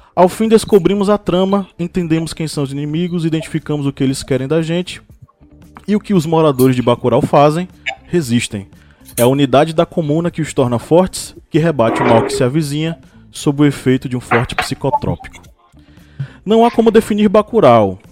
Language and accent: Portuguese; Uauá, Bahia, Brazil; minha cidade natal, Uauá, incrustada no norte da, no norte da Bahia